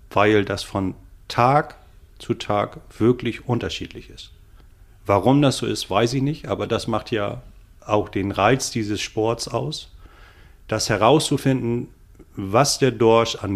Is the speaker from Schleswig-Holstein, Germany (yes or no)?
no; Bremen, Germany; Äh, ich komme aus Bremen.